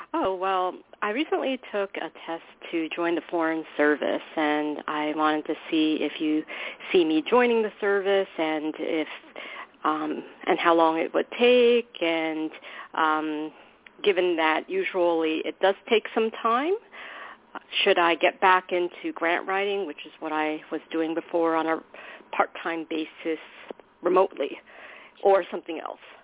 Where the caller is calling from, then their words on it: New York, United States; calling from New York.